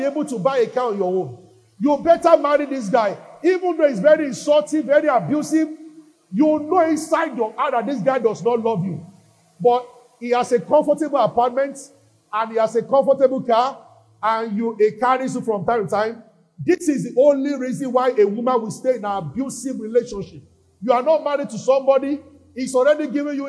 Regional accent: Nigeria; we are Nigerians. But in the spirit, I'm not a Nigerian.

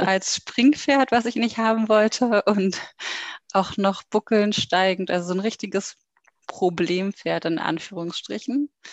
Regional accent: Berlin, Germany; ich komme aus Berlin und bin jetzt 28 Jahre alt

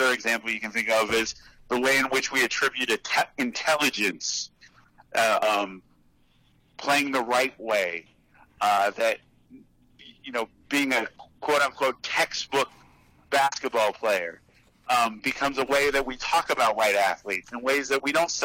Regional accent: Los Angeles, California, United States; also born or lived in Berkeley; my experiences growing up in Los Angeles or going to Berkeley

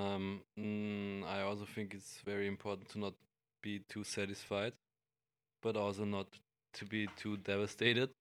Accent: Graz, Styria, Austria; in my hometown in Graz

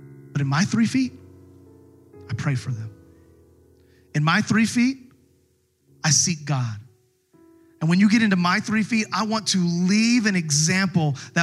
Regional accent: United States; as an American

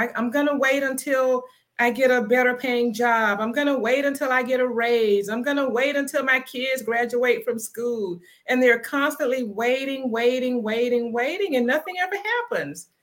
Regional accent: Palmetto, Florida, United States; now in Atlanta, United States; I'm originally from Palmetto, Florida, which is in the Tampa Bay area, but I'm now in Atlanta, Georgia. I've been living in Atlanta for, wow, 30 years

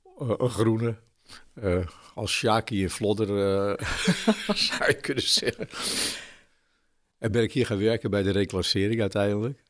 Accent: Haarlem, North Holland, Netherlands; moved away as an adult; also born or lived in Alkmaar; now in Zwolle, Netherlands; Ik ben eh, geboren in Haarlem.

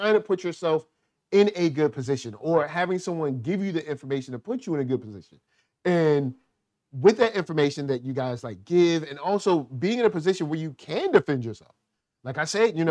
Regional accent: Richmond, Virginia, United States; I'm from Richmond, Virginia

